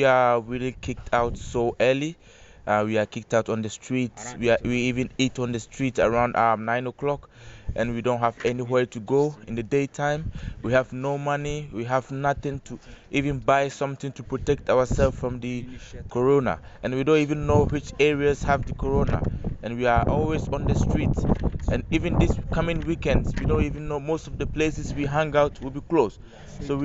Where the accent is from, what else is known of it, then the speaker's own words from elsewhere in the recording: Ghana; now in Amsterdam, Netherlands; I'm from Ghana originally.